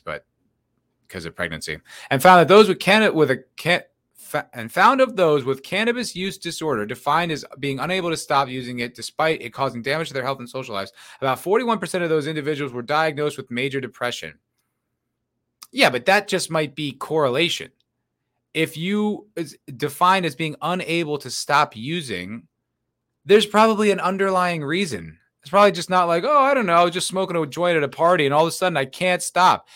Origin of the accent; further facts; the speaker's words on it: New Jersey, United States; now in Austin, United States; I'm from New Jersey